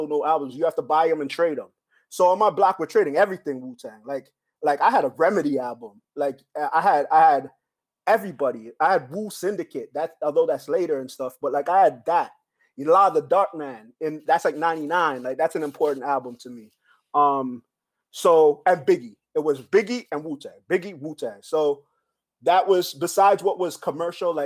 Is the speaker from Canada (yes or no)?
yes; Canada; also born or lived in Belize; I was born in Belize from teenage parents. I moved to Canada with my mother at like 2 years old